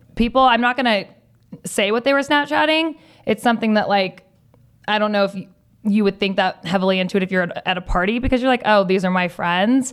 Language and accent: English; Southern California, United States; growing up in Southern California, both you and I have going to school in Southern California